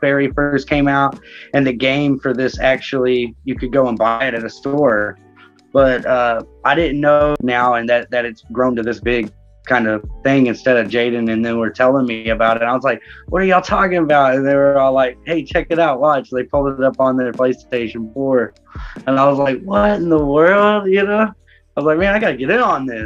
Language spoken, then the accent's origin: English; Fort Worth, Texas, United States; now in Springtown, United States; I was born and raised in Fort Worth, Texas, but currently live in Springtown, Texas